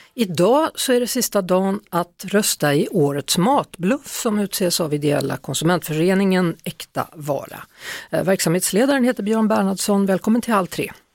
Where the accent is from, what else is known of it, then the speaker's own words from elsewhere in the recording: Västergötland, Västra Götaland, Sweden; moved away; för det är ju liksom mitt landskap, där jag kommer ifrån, det är Västergötland det handlar om